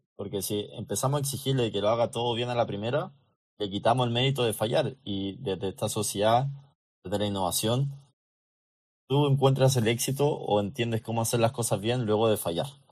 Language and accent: Spanish; Chile; muchos de los chilenos necesitamos eso